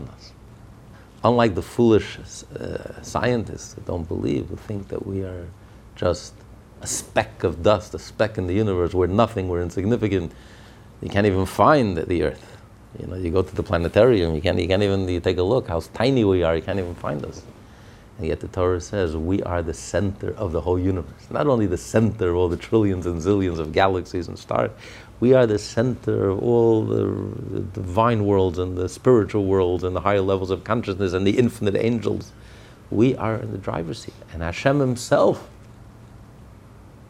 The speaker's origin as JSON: {"language": "English", "country": "United States", "said": "I'm an American"}